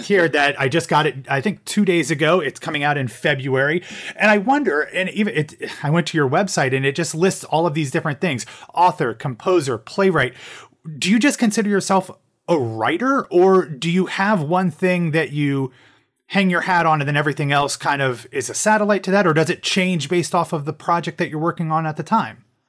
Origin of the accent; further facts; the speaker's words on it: Ohio, United States; moved away as an adult; now in Orlando, United States; I'm, I'm originally from Ohio and from the Midwest, so about, uh, eight years ago, I moved to Orlando